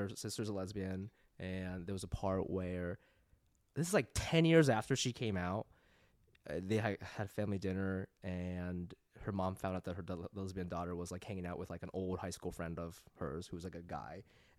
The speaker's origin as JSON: {"language": "English", "region": "Midwest", "country": "United States", "tie": "born or raised there", "said": "But, like, I grew up in the Midwest, so I was, like, very insecure about that."}